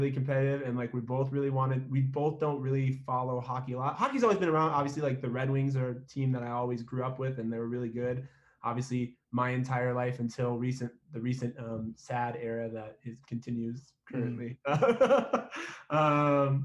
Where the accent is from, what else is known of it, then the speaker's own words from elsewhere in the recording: New Mexico, United States; also born or lived in Michigan; I'm from Michigan originally, born there. We moved out here. I've been in New Mexico like most of my life. So we moved out here when I was in grade school still.